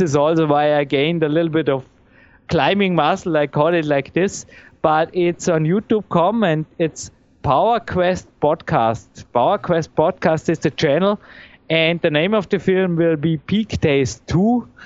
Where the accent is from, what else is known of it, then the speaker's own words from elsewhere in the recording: Dornbirn, Vorarlberg, Austria; English is a second language; it's great to live here in my hometown. I feel well here. I mean, here